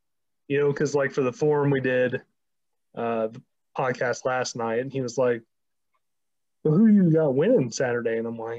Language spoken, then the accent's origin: English; the South, United States; moved away; like, I'm originally from the South. Now, while I spent most of my life up here